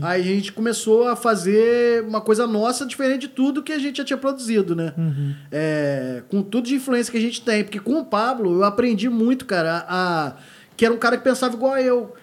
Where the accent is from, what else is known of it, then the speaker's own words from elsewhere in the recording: Rio de Janeiro, Brazil; eu sou do Rio